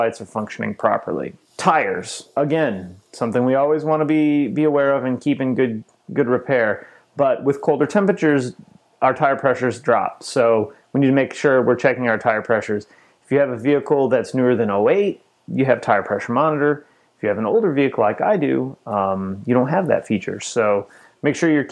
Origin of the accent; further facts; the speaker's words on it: just outside of Chicago, Illinois, United States; I grew up just outside of Chicago